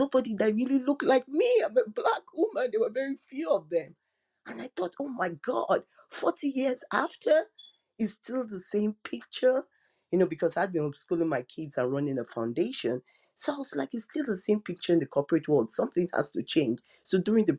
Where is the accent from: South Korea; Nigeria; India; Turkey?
Nigeria; I'm African, I'm Nigerian